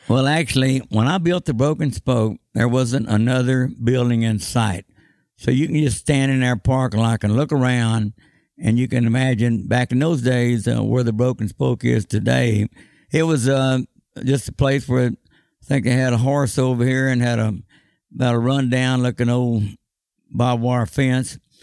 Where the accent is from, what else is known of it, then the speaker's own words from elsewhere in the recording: Austin, Texas, United States; when I was growing up in Austin, Texas.